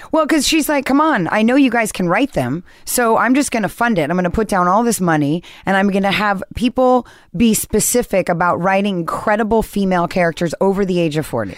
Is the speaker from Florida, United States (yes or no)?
no; Newport Beach, California, United States; also born or lived in Seattle / Santa Monica; I, I grew up actually in Newport Beach